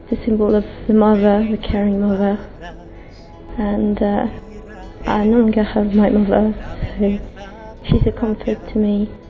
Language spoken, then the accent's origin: French; France; now in London, United Kingdom; je suis française, j'habite à Londres